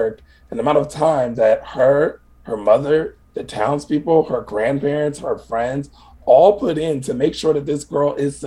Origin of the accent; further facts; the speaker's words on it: Midwest, United States; I'm Midwestern. We're both like, we're born and raised in the Midwest.